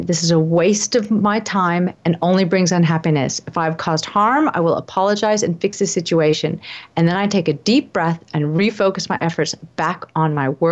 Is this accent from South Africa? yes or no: no; United States; now in Australia; I'm obviously American living in Australia